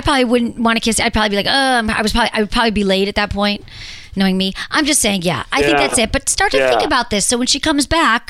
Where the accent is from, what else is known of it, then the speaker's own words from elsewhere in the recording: Michigan, United States; In my home state.